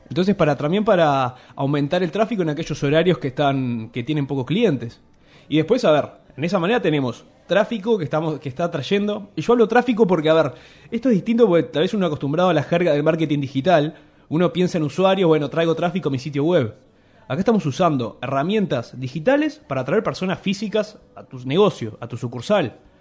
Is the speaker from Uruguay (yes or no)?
yes; Uruguay